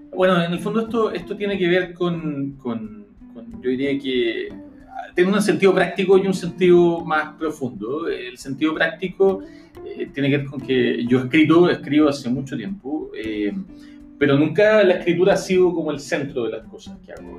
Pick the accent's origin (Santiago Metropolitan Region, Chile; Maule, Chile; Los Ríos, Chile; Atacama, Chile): Santiago Metropolitan Region, Chile; Santiago; moved away as an adult; now in New York, United States; yo soy de Santiago